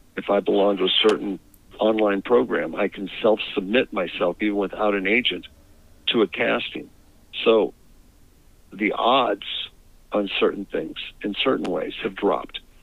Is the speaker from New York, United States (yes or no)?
no; Northeast Ohio, United States; moved away; also born or lived in Chicago; I grew up in Northeast Ohio